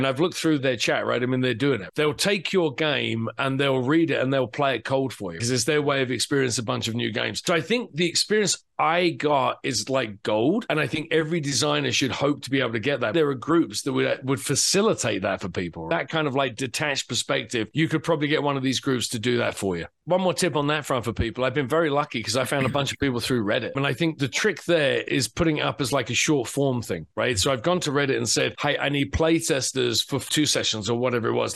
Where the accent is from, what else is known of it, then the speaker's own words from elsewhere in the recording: England, United Kingdom; moved away as an adult; now in United States; I'm obviously English, right? So I grew up reading 2000 AD